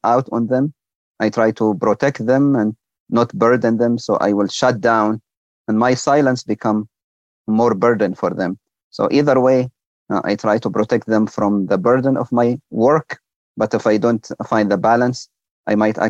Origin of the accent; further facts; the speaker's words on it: Libya; now in United States; my home country, Libya.